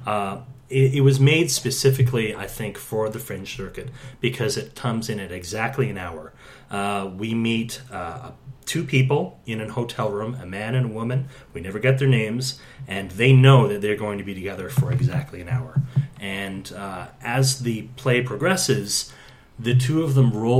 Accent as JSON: {"language": "English", "region": "Ontario", "country": "Canada", "tie": "born or raised there", "said": "I grew up in Ontario, but my entire extended family lives in St. John's."}